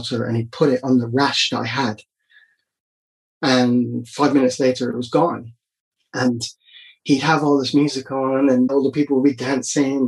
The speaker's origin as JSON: {"language": "English", "country": "Barbados", "tie": "born or raised there", "said": "growing up in Barbados"}